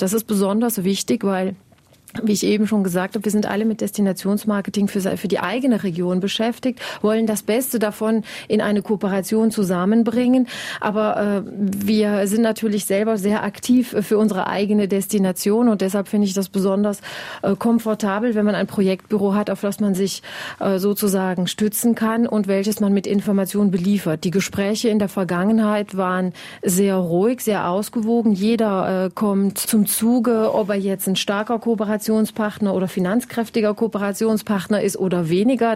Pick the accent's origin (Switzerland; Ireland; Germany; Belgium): Belgium; Wallonia; hier bei uns in Ostbelgien